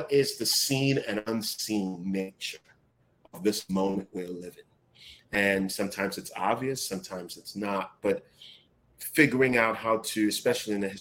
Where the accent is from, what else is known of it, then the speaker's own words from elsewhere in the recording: Accra, Greater Accra, Ghana; moved away; I grew up in Ghana at a time where electricity was sporadic.